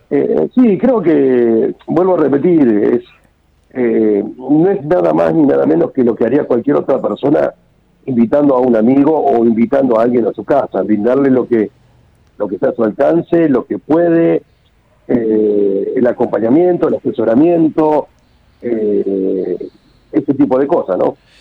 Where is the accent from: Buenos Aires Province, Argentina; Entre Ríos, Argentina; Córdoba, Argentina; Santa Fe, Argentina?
Buenos Aires Province, Argentina; Olavarría; nosotros somos oriundos de Olavarría, en la provincia de Buenos Aires